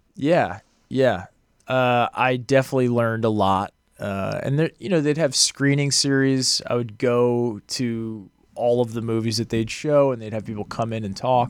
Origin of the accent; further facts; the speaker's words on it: outside of Boston, Massachusetts, United States; moved away as an adult; also born or lived in Los Angeles, United States; I grew up outside of Boston